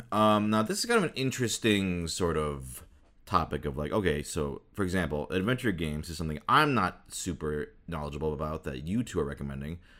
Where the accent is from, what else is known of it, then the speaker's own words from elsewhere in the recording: Midwest, United States; I grew up in the Midwest